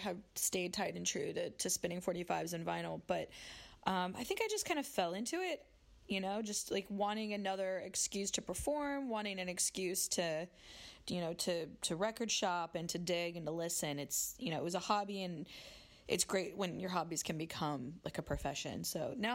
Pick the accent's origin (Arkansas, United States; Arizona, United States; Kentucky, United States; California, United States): Arizona, United States; Phoenix; moved away as an adult; also born or lived in Washington, D.C.; now in New York City, United States; I grew up in Phoenix, Arizona, and went to school in D.C. and then sort of found my way to New York by following a boy.